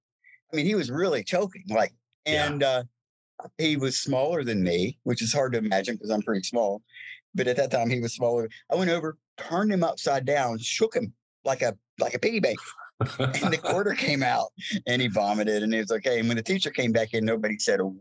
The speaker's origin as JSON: {"language": "English", "town": "Winston-Salem", "region": "North Carolina", "country": "United States", "tie": "born or raised there", "moved": "yes"}